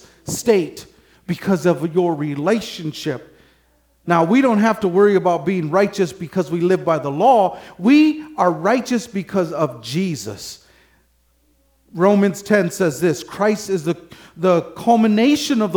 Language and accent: English; Michigan, United States; I'm from Michigan